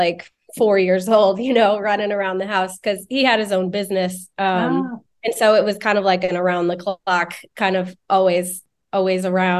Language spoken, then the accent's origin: English; St. Louis, Missouri, United States; I grew up in St. Louis, Missouri.